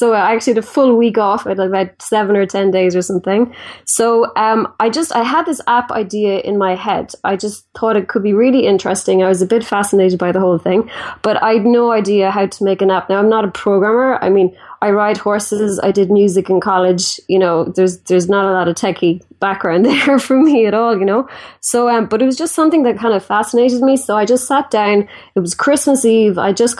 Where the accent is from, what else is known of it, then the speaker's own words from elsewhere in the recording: Ireland; So I'm from Ireland, and I guess I kind of started like everybody else did, school and college